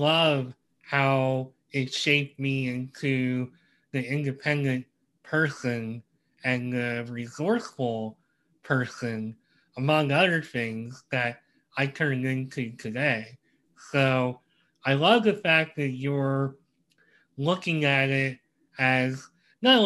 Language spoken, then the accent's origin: English; Reading, Pennsylvania, United States; I'm from Reading, PA